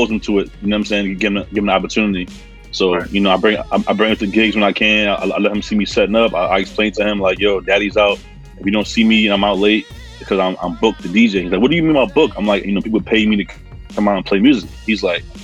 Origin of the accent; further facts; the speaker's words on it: New York City, New York, United States; Born and raised in Queens